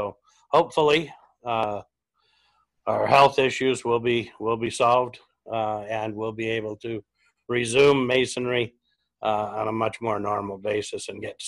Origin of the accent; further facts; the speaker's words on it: Washington, United States; My generation's actually the first that any of us have moved off the farm. So yeah, we're from Washington and never get too far from it.